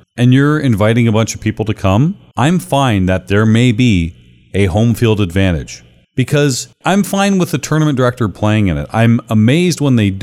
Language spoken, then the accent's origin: English; Canada; my home country